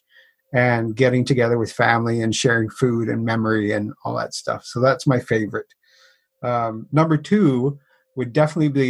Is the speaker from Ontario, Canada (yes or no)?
no; Newfoundland and Labrador, Canada; I'm from Newfoundland in Canada.